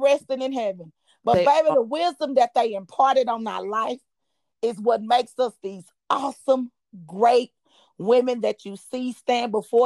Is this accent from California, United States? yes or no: no; Dallas, Texas, United States; now in Houston, United States; my hometown, we stress them R's